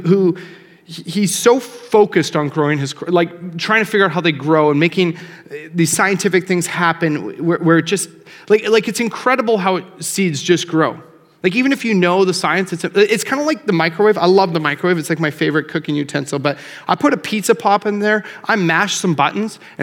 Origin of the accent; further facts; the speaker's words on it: Calgary, Alberta, Canada; now in Lloydminster, Canada; I grew up in Calgary, and I live in Lloyd.